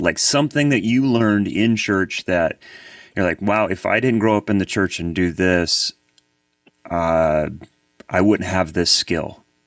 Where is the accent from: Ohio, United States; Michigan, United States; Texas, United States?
Ohio, United States; Columbus; now in Nashville, United States; I've been here for 23 years, but I'm I'm originally from Columbus, Ohio